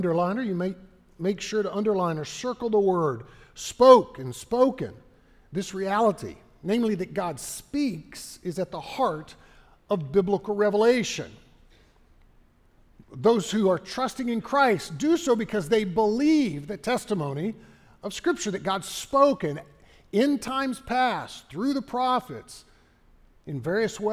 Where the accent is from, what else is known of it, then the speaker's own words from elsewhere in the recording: Texas, United States; As a Texan